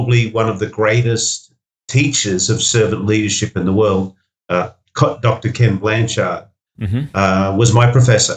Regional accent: Sydney, New South Wales, Australia; Five Dock was a suburb that I grew up in Sydney

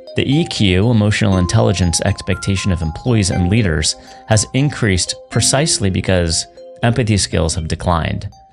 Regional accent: San Francisco, California, United States; I grew up in San Francisco

